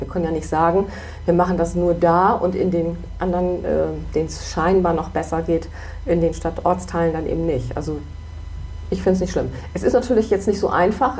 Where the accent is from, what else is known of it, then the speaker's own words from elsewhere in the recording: Bremen, Germany; ich bin überzeugte Blumenthalerin und Bremen-Norderin, aber ich bin eigentlich überzeugte Bremerin